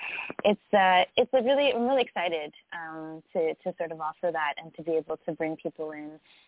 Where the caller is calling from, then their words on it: Canada; So we're calling you from Canada.